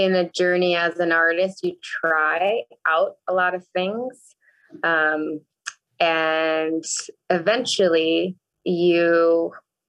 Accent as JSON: {"language": "English", "town": "New York City", "region": "New York", "country": "United States", "tie": "born or raised there", "moved": "as an adult", "said": "I grew up in New York City. So one of the five boroughs, which is Queens for me"}